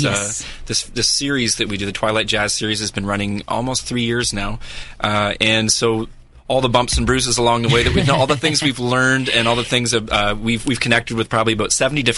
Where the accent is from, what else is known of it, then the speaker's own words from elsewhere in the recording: Niagara, Ontario, Canada; I was born and raised in Niagara